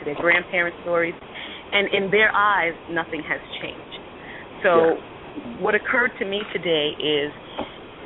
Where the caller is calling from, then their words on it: New York City, New York, United States; I'm calling from St. Albans, Queens, New York.